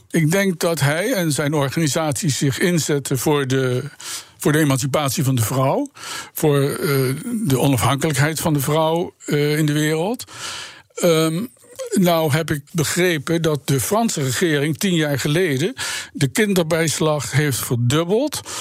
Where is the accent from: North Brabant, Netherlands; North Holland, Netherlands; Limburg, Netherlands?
North Brabant, Netherlands; ik kom zelf uit Brabant